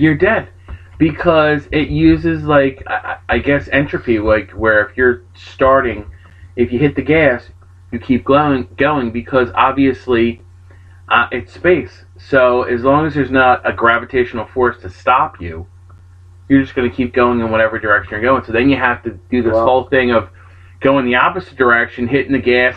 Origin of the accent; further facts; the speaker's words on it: New Jersey, United States; I'm from Jersey.